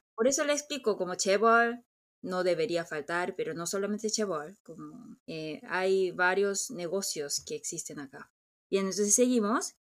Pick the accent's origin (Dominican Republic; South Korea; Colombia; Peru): South Korea; yo crecí en San Mundón